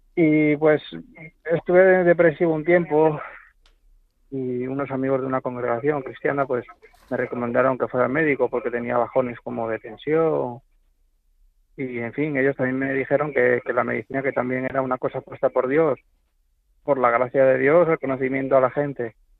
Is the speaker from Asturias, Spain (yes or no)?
yes; Asturias, Spain; yo soy de aquí, de Asturias, tengo 37 años